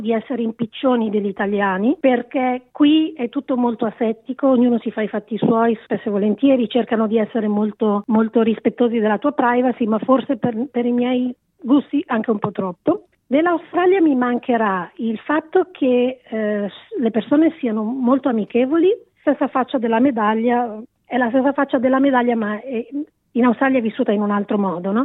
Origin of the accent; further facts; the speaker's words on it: Italy; first language Italian; moved away as an adult; nella mia lingua tra l'altro, un, nel mio paese